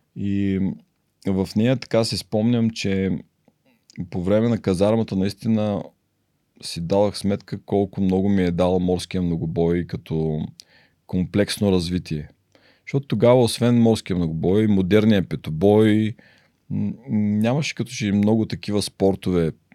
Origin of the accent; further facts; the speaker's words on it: Varna, Varna Province, Bulgaria; moved away; also born or lived in United States; роден съм във Варна